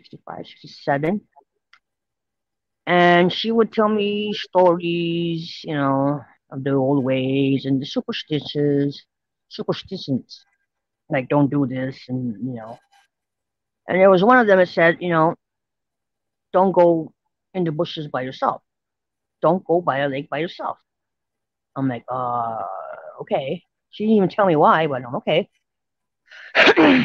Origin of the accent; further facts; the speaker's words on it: St. Theresa Point, Manitoba, Canada; I'm from St. Teresa Point, First Nation, Manitoba, Canada